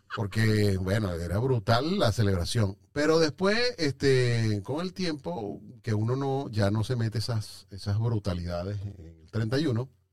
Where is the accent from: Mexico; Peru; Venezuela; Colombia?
Venezuela; moved away; Yo como venezolano